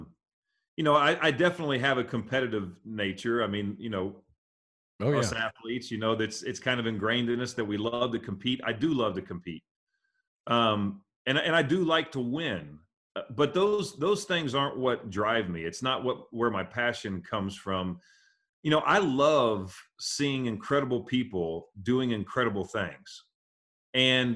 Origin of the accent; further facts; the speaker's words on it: Midwest, United States; I'm a kid growing up in the Midwest